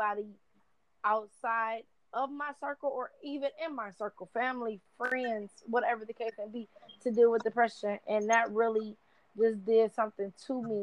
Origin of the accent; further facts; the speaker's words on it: Michigan, United States; I'm 24, born and raised in Michigan